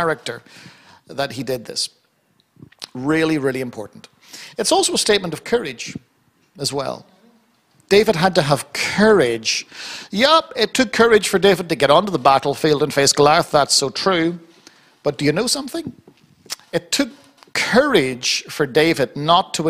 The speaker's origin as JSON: {"language": "English", "country": "Ireland", "said": "I'm Irish. Listen, I love a good fight. It's in my bones, it's in my blood. I'm Irish"}